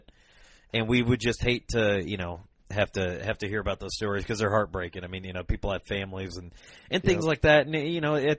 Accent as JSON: {"language": "English", "town": "Rock Island", "region": "Illinois", "country": "United States", "tie": "born or raised there", "said": "that's actually my hometown. You know, I was born and raised there."}